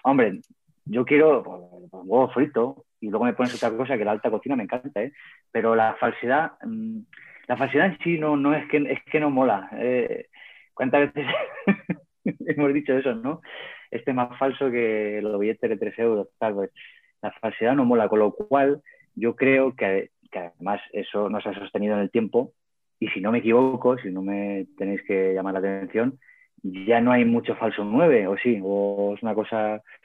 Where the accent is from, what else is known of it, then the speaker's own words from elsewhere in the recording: Cuenca, Castilla-La Mancha, Spain; also born or lived in El Provencio; siendo de Cuenca